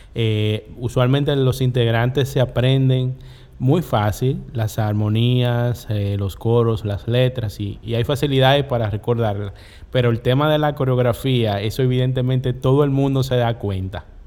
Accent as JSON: {"language": "Spanish", "region": "La Romana", "country": "Dominican Republic", "tie": "born or raised there", "said": "En la esquina de mi barrio, en el ensanche La Voz de la Romana, había un negocio"}